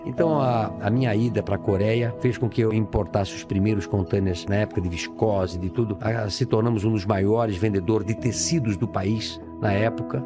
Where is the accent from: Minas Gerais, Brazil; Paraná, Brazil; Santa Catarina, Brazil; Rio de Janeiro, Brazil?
Santa Catarina, Brazil; Brusque; Eu nasci em Brusque, Santa Catarina, uma casa de madeira